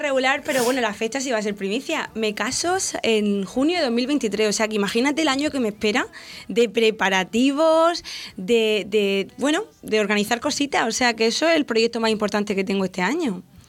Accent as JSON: {"language": "Spanish", "town": "Santomera", "region": "Region of Murcia", "country": "Spain", "tie": "born or raised there", "said": "aquí en mi pueblo"}